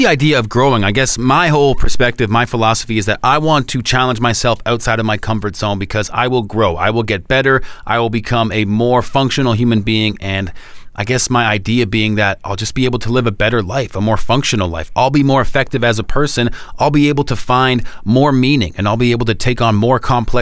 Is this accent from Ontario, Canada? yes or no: yes; Oakville, Ontario, Canada; my hometown.